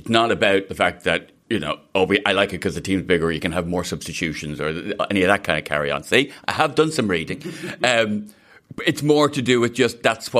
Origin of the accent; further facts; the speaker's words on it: Ireland; growing up in Ireland, you know, being Irish